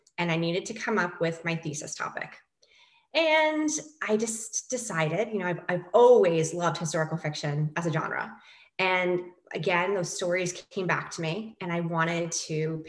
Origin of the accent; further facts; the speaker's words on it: New York, United States; moved away; I am a New Yorker